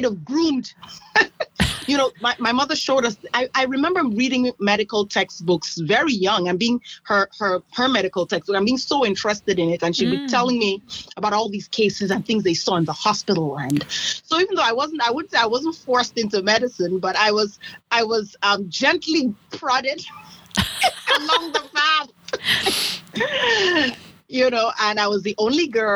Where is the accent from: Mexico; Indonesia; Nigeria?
Nigeria; moved away as an adult; I come from Nigeria, and I grew up in Nigeria, went to medical school in Nigeria